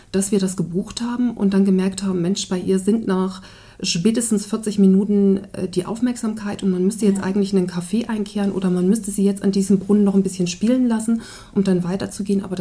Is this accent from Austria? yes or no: no; Lower Saxony, Germany; weil es einfach von meinem Heimatort oder von Braunlage sehr nah ist